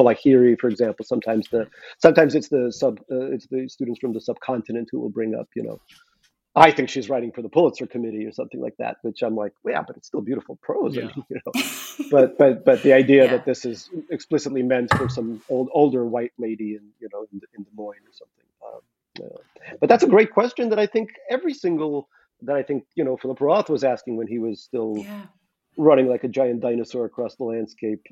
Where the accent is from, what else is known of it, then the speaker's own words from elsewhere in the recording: Saint Petersburg, Russia; moved away; I went to a restaurant in, in, Petersburg, my hometown